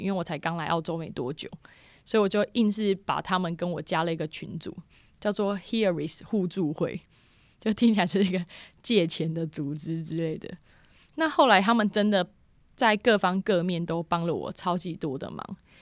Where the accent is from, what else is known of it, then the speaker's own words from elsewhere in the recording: Taiwan; moved away as an adult; now in Australia; 我现在住南边，然后我是台湾人。那我那时候住在Bull Creek